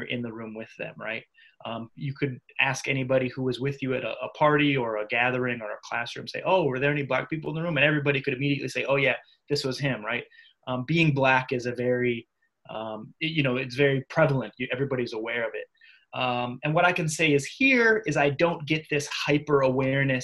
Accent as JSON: {"language": "English", "region": "Minnesota", "country": "United States", "tie": "born or raised there", "also_born_or_lived": "Iowa", "moved": "yes", "said": "I grew up in Minnesota, so my general experience is from there. Went to school in Iowa"}